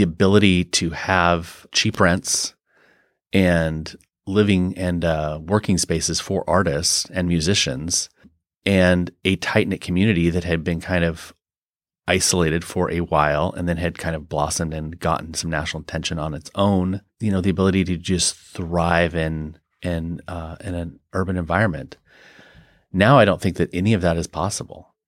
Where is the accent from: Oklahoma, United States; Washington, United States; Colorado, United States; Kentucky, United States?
Washington, United States; eastern; also born or lived in London, United Kingdom / Norway; now in Seattle, United States; was raised in eastern Washington